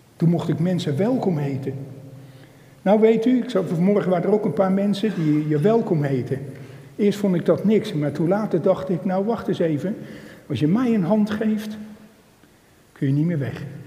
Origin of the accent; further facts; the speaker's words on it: Emmeloord, Flevoland, Netherlands; ik ben van Emmeloord en omgeving